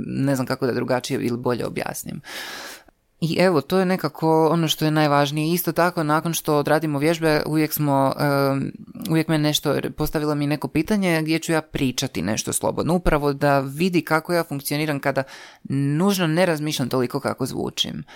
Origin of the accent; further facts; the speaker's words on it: Croatia; ja kažem iz Hrvatske